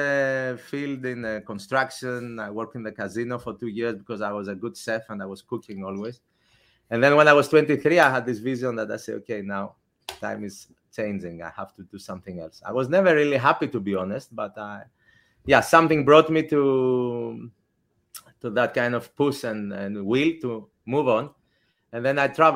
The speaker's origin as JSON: {"language": "English", "town": "Athens", "region": "Attica", "country": "Greece", "tie": "born or raised there", "said": "I grew up in Athens"}